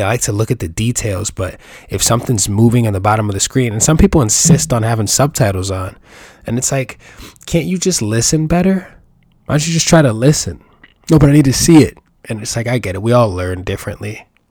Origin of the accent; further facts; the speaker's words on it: New York, United States; I'm from New York